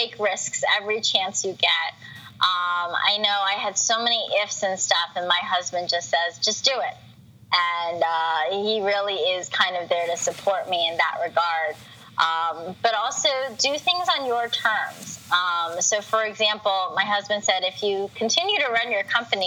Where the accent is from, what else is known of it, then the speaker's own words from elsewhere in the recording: United States; I'm an American